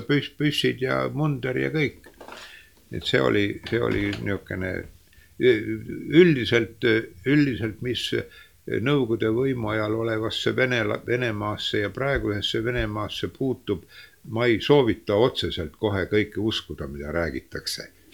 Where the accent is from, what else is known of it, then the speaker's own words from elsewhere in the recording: Estonia; also born or lived in Leningrad; ma ütlesin, et eestlane